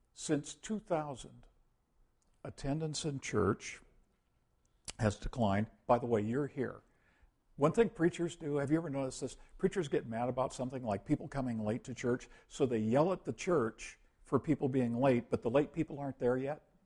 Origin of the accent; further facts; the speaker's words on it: United States; we used to do missionary work to the world as American Christians